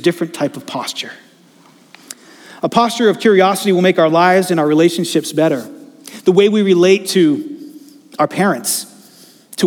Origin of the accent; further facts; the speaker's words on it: Attleboro, Massachusetts, United States; I grew up in Attleboro